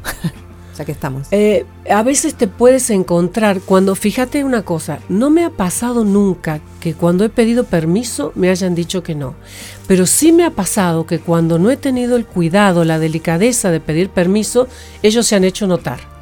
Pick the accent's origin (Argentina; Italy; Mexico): Argentina; Santiago del Estero; moved away as an adult; also born or lived in La Cumbre, Córdoba / Tucumán; soy del norte, yo he nacido en Santiago del Estero, luego de los 8 a los 13 años viví en la cumbre Córdoba, ah, luego volví a Santiago